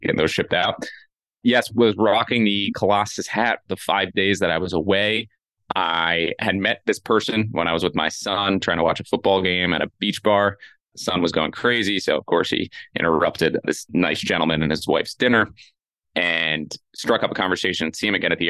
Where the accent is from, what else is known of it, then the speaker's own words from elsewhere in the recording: New York area, United States; Growing up in the New York area